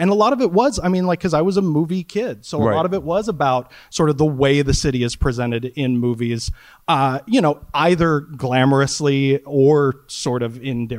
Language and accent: English; Wichita, Kansas, United States; moved away as an adult; now in New York, United States; I've lived in two places. I lived in Wichita, Kansas for the first 30 years, and I've lived in New York for the next 50 years.